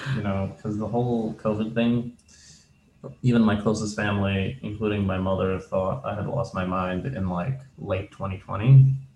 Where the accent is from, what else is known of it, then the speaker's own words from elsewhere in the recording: Canada; moved away as an adult; also born or lived in former Soviet country; now in United States; I came mm-hmm. from a former Soviet country. I moved to Canada with my mother. We went as refugees. Um, how long ago was this? almost 30 years ago.